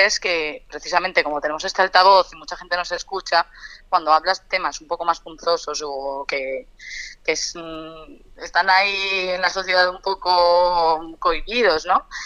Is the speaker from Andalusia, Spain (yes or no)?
no; Alicante, Valencian Community, Spain; moved away as an adult; now in Madrid, Spain; yo soy de Alicante, me fui a estudiar a Madrid y llevo siete años aquí